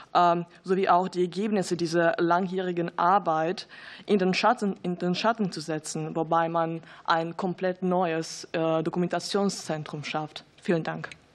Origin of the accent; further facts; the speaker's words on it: Russia; now in Berlin, Germany; Ich komme aus Russland